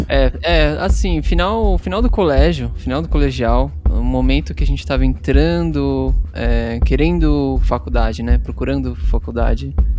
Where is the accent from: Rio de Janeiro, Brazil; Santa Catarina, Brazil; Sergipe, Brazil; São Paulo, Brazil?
São Paulo, Brazil; Atibaia; a gente é de Atibaia, né? É uma cidade aqui no interior de uhum. São Paulo